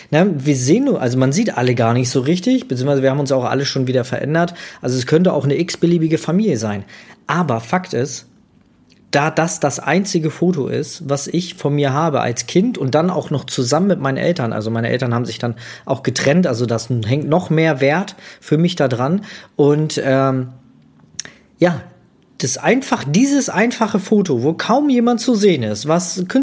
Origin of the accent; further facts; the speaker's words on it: Magdeburg, Saxony-Anhalt, Germany; born there; aber ich wurde in Magdeburg geboren und das war damals noch in der DDR, ne? Also der, der östliche Teil von Deutschland